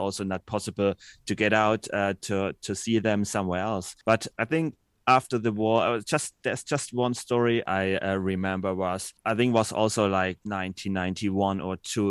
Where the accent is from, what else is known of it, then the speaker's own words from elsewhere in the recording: Dresden, Saxony, Germany; I'm born and raised in Dresden